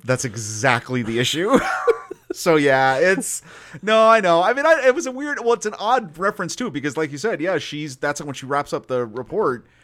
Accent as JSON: {"language": "English", "town": "Wyoming", "region": "Pennsylvania", "country": "United States", "tie": "born or raised there", "said": "I grew up in a small town of Pennsylvania"}